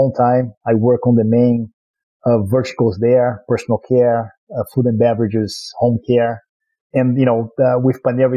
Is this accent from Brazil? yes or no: yes; Rio de Janeiro, Brazil; accent: Brazilian; English is a second language; moved away as an adult; now in United States; I was born in Brazil, in Rio, born and raised, actually, lived in a lot of places, and became a U.S. citizen a few years back